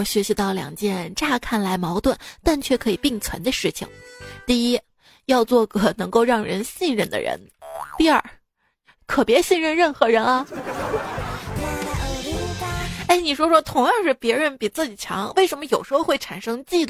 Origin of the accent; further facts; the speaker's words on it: China; 这每当春节临近。我们中国人就会自觉地遵循一些流传很久的传统习俗，比如说备年货、贴春联、包饺子